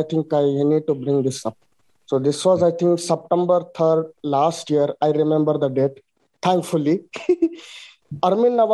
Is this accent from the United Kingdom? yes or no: no; India; I'm from India